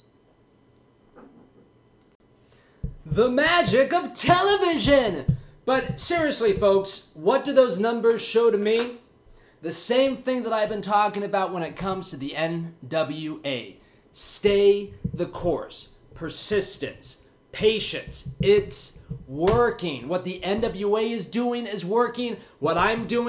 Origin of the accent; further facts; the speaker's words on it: Las Vegas, Nevada, United States; flying back to Las Vegas, my hometown.